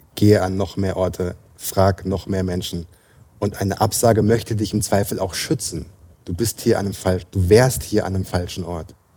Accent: near Frankfurt, Hesse, Germany; moved away as an adult; also born or lived in London; ich komme aus der Nähe von Frankfurt

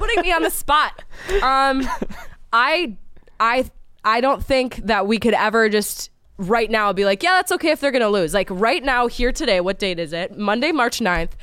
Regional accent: Minnesota, United States; now in Philadelphia, United States; where I come from Minnesota

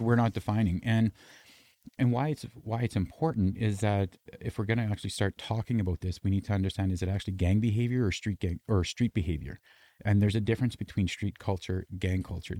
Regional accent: Canada; I'm Canadian

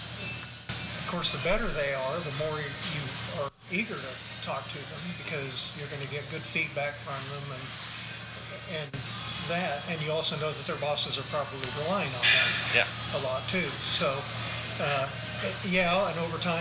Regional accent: Kansas, United States; moved away as an adult; now in Washington, D.C., United States; the congressman that represented my hometown was named Keith Sebelius

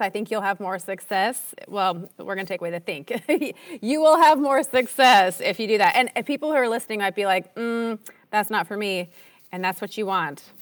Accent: Minnesota, United States; moved away as an adult; also born or lived in Utah; I grew up in Minnesota

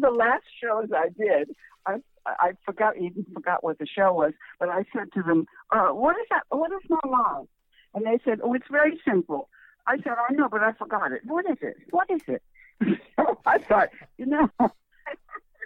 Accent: Albert Lea, Minnesota, United States; now in Los Angeles, United States; I grew up in Minnesota

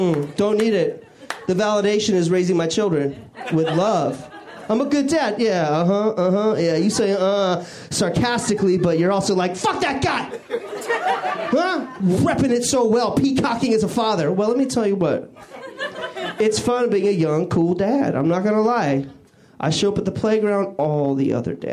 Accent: Washington, United States; moved away; I grew up in Washington State

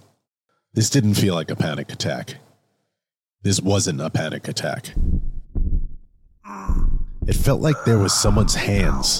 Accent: Levittown, New York, United States; I grew up on Long Island in a town called Levittown

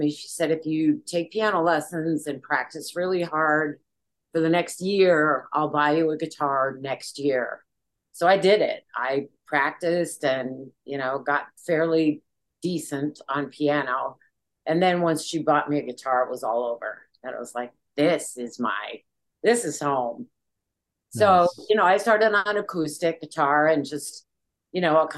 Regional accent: Bozeman, Montana, United States; also born or lived in Juneau, Alaska / Michigan; all of my school years were in Bozeman, Montana. And it was a great place to grow up.

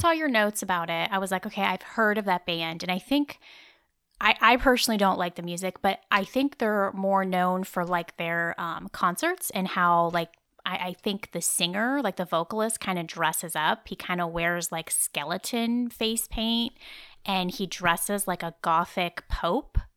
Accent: Nebraska, United States; moved away; also born or lived in Iowa; I was born in Nebraska

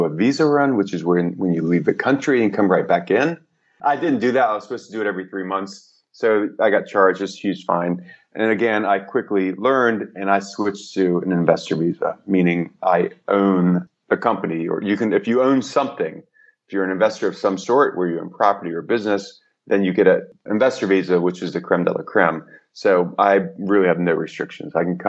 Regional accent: New York, United States; And I came from New York. So we had our pockets. The Greek pocket was in Astoria.

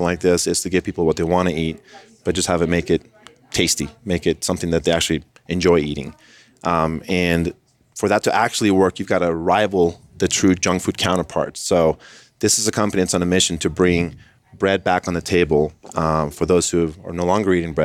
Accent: Colombia; I am from Colombia, South America

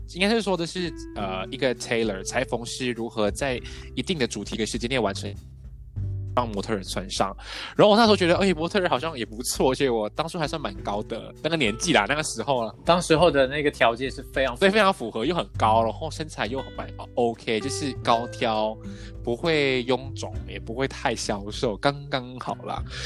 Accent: Port Dickson, Negeri Sembilan, Malaysia; moved away as an adult; also born or lived in Taiwan; 我是来自波德生的

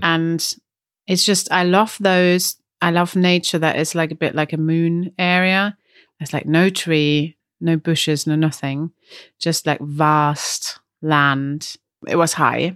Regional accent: Germany; accent: German; English is a second language; now in Brighton, United Kingdom; my German accent

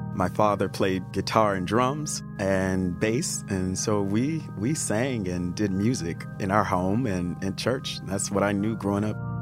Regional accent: Alabama, United States; how I grew up in Alabama as a Southern black man

